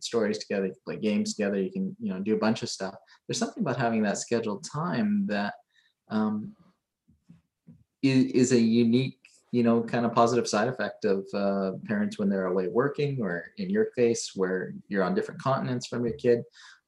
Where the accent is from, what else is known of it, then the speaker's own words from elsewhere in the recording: Hong Kong; also born or lived in Creston, Canada; I did spend a couple of years over in Manitoba, but grew up mostly in Hong Kong and Creston.